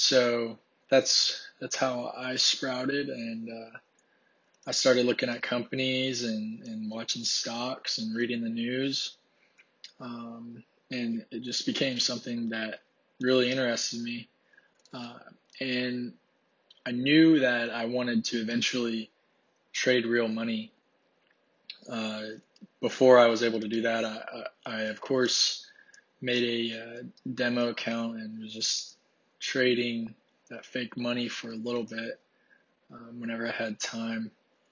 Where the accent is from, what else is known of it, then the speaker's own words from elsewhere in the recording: Ohio, United States; I'm originally from Ohio, but decided to come to Texas just because I used to live here, so.